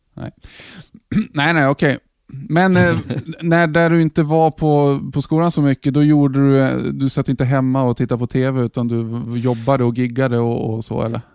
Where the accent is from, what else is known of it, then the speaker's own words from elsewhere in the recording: Norrland, Sweden; now in Jönköping, Sweden; jag som norrlänning från början